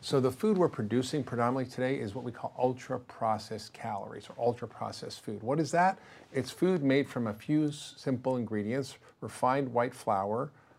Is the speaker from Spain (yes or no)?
yes; Spain; I grew up in Spain. My parents lived there for 11 years after the war. They missed the whole junk food, fast food, processed food revolution in America. And I always grew up eating real whole food.